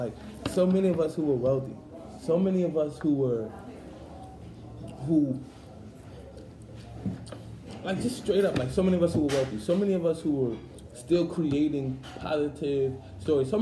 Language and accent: English; New York City, New York, United States; I grew up in Brownsville Projects.